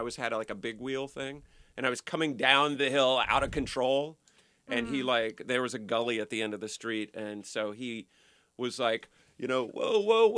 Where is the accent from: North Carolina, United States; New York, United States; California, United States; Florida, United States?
Florida, United States; Palm Beach; we moved from Florida to Palm Beach, and then I grew up in Palm Beach, like pretty close to the beach